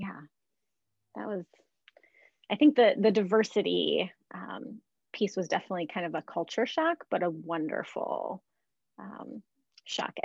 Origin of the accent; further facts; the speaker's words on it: Yankton, South Dakota, United States; moved away as an adult; also born or lived in Durham, North Carolina; now in Minnesota, United States; I grew up in Yankton, South Dakota